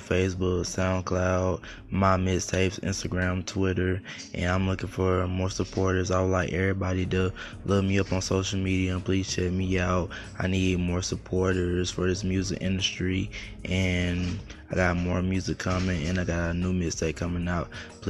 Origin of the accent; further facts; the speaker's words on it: Atlanta, Georgia, United States; also born or lived in San Diego, California; I'm born from San Diego, California, but raised in east side of Atlanta. I'm 19 years old.